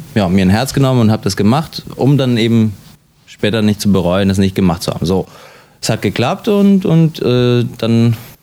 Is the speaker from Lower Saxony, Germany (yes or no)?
yes; Hanover, Lower Saxony, Germany; ich bin in Deutschland geboren, äh, wie Sie gesagt haben, und habe mein ganzes Leben in Deutschland verbracht